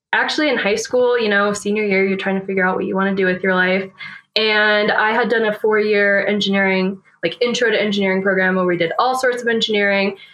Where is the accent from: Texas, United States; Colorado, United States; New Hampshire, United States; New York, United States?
New Hampshire, United States; moved away as an adult; now in Fort Collins, United States; I grew up in New Hampshire, um, so East Coaster